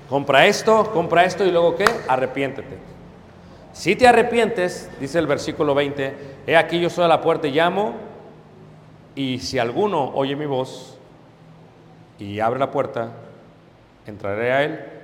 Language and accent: Spanish; Mexico City, Mexico; Pues claro, hermano soy de Ciudad de México, no hay problema, ahorita lo arreglamos.